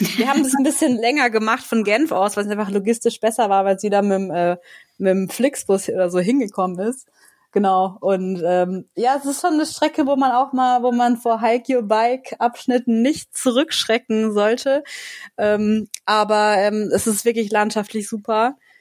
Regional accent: Germany; now in Grenoble, France; in meiner Heimatregion

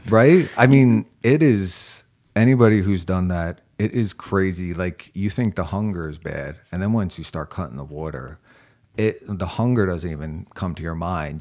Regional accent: New York, United States; also born or lived in Springfield, Massachusetts; now in Charleston, United States; I'm from New York

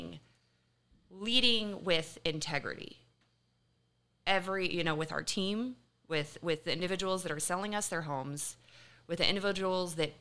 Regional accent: Kansas City, United States; I'm originally from Kansas City

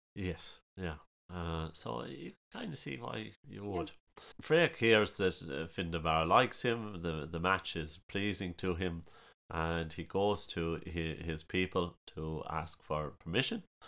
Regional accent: Ballylongford, Munster, Ireland; As you can probably guess from the ridiculous accent, uh, I'm from County Kerry, small town of Ballylongford.

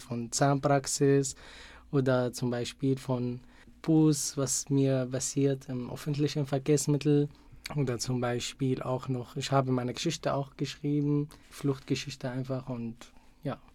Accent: Syria; German is a second language; moved away as an adult; now in Munich, Germany; In Syrien musste ich jeden Tag entweder mit dem Bus oder mit einem kleinen Bus zur Universität fahren

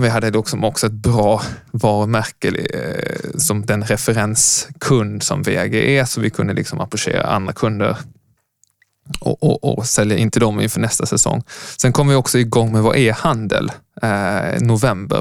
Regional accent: Lund, Skåne, Sweden; moved away as an adult; also born or lived in Uppsala; Jag kom från Lund. Född på 80-talet. Eh, men lämnade Lund för att sen plugga ekonomi i Uppsala

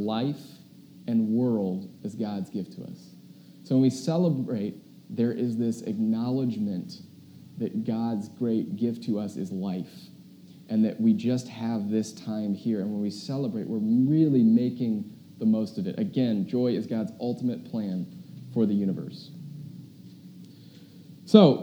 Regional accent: United States; us as an American

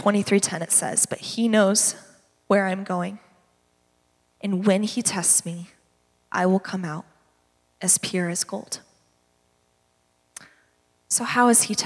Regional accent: Redlands, California, United States; I grew up in the Redlands

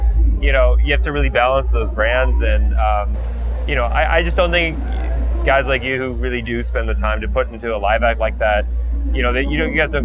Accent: United States

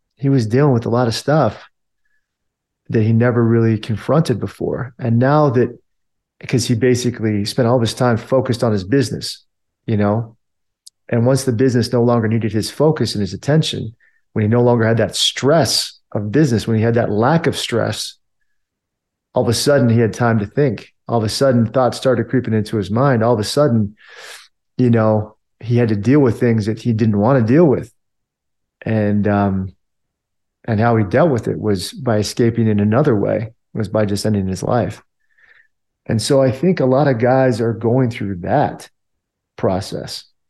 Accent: Springfield, Virginia, United States; also born or lived in Washington, D.C.; I grew up in, in Virginia, on the Virginia side of Washington, D C, so in that area. uh, call, uh, in a town called Springfield

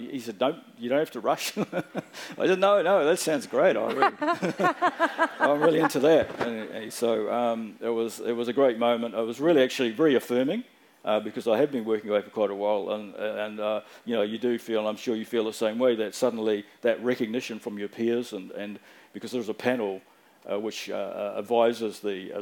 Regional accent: Auckland, New Zealand; also born or lived in Fiji / Dunedin; when I was growing up in South Auckland

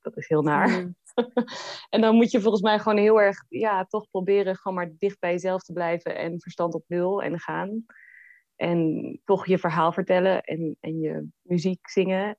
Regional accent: The Hague, South Holland, Netherlands; now in Hannover, Germany; Den Haag, waar ik vandaan kom

